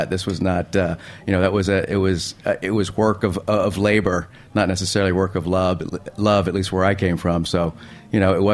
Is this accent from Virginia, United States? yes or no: yes; Virginia, United States; also born or lived in Spain; Yeah, like born in Spain and lived in lots of places and lots of states. And um, I guess if I had to call a home from a childhood perspective, I went to high school all four years in Virginia.